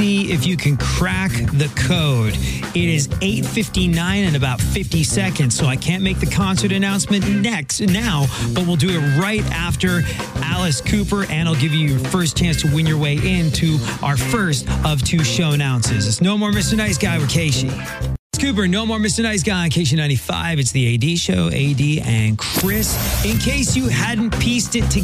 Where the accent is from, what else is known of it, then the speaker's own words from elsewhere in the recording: England, United Kingdom; now in St. Louis, United States; growing up in England